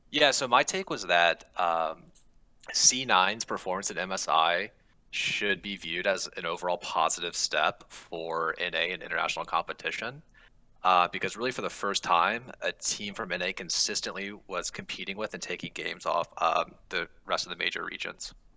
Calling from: Seattle, Washington, United States; I'm calling from Seattle, Washington

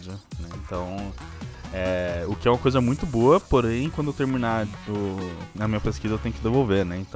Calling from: São Paulo, Brazil; É, São Paulo.

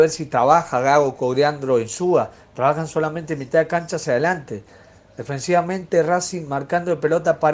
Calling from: Mendoza, Argentina; Buenas tardes, Ramiro. … de Mendoza, lo escucho siempre, como todos los días.

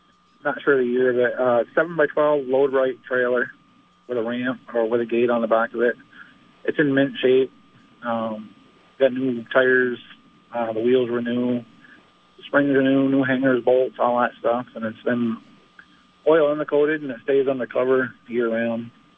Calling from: Leicester, Vermont, United States

